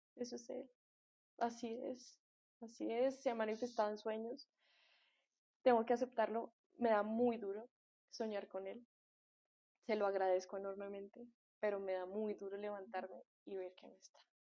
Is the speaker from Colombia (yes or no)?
yes; Colombia; yo soy colombiana